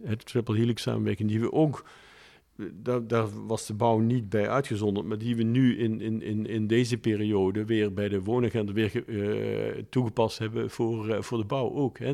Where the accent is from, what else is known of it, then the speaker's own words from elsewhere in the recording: Maastricht, Limburg, Netherlands; ik ben opgegroeid in Maastricht